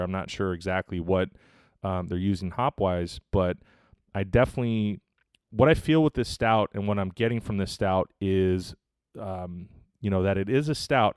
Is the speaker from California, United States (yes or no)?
yes; the Bay Area, California, United States; I'm from the Bay Area